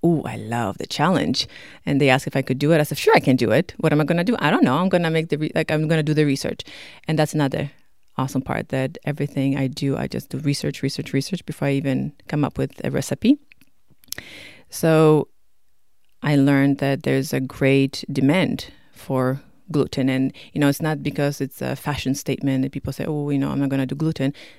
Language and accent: English; Poland; also born or lived in Toronto, Canada; now in Canada; I'm from Poland